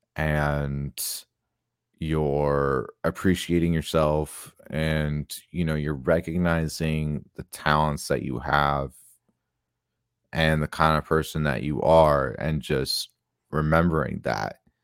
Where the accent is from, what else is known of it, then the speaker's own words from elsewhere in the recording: Tucson, Arizona, United States; I grew up in Tucson, Arizona.